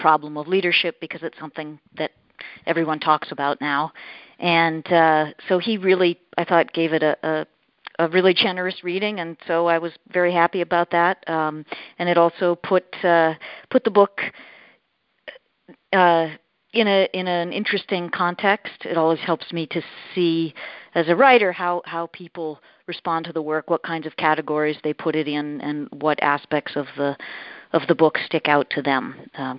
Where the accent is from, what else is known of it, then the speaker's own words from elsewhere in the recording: Boston, Massachusetts, United States; moved away; I'm from Boston originally